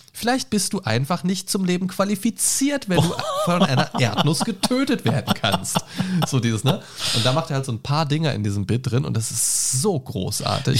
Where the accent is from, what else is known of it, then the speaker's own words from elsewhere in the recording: Göttingen, Lower Saxony, Germany; moved away; Aus meiner alten Heimat Göttingen